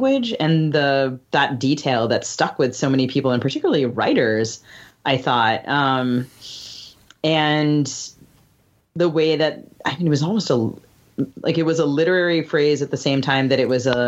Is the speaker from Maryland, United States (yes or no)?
yes; Bethesda, Maryland, United States; moved away; I grew up in Bethesda where Brett Kavanaugh is from.